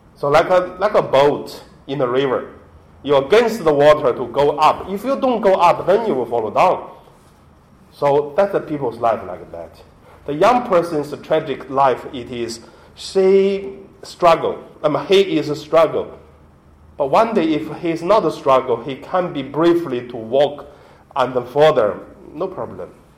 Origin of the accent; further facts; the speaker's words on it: Hebei, China; English is a second language; moved away; my hometown, from Hebei province